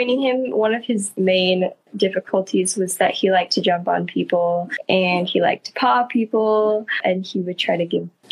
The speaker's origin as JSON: {"language": "English", "region": "Central Coast of California", "country": "United States", "said": "we are from the Central Coast of California"}